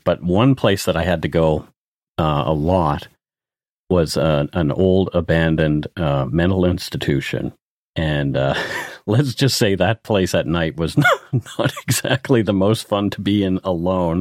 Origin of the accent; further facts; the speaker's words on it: Canada; I'm Canadian